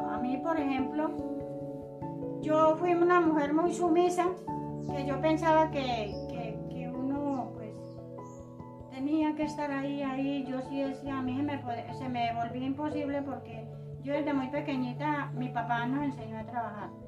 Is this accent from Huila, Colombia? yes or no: no; Yalí, Antioquia, Colombia; born there; now in Puerto Lleras, Colombia; soy nacida en Yalí, Antioquia. Eh, hace 43 años vivo acá en Puerto Lleras.